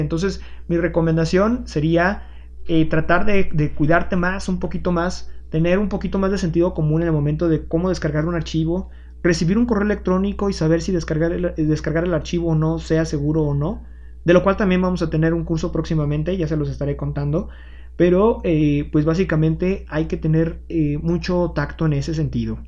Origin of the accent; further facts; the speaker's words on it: Aguascalientes, Mexico; en mi caso, martillos en Aguascalientes